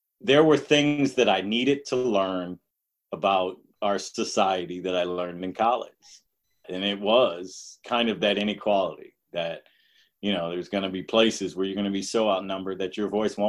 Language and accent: English; Detroit, Michigan, United States; I grew up in Detroit